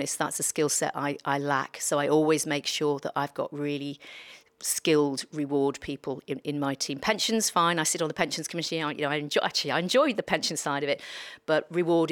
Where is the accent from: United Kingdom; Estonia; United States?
United Kingdom; Liverpool, North West England; I grew up in Liverpool, part of a big Irish Catholic family